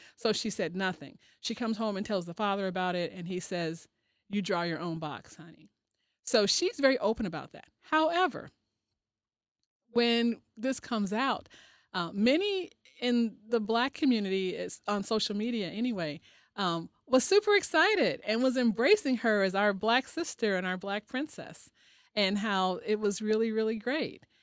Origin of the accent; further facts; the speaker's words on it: Chicago, Illinois, United States; moved away; I'm originally from Chicago